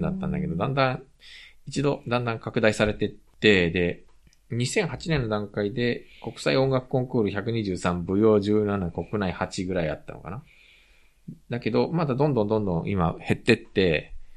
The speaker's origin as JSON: {"language": "Japanese", "country": "Japan", "tie": "born or raised there", "also_born_or_lived": "South Korea", "said": "日本生まれ韓国在住経験あり、仕事やプライベートでたまに聞きしている日本人の"}